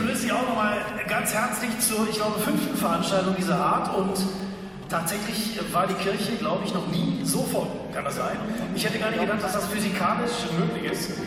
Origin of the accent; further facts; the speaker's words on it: Krefeld, North Rhine-Westphalia, Germany; Ich komme ja aus Krefeld Krefeld